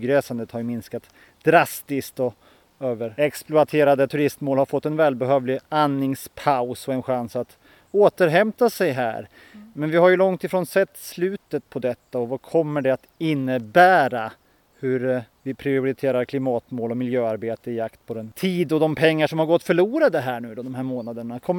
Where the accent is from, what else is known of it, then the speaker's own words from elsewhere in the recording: Finland; Nu råkar vi bara vara några miljoner finländare men, men det ger oss inte rätten kanske att brassa på med bilar, båtar, stora hus och resor och produkter.